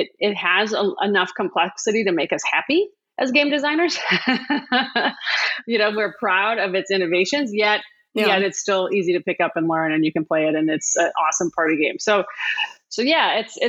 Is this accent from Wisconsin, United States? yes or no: yes; Wisconsin, United States; I'm from Wisconsin